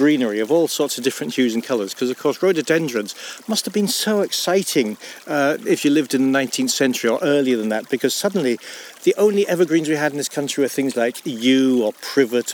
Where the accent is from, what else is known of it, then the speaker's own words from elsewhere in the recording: Scotland, United Kingdom; me being Scottish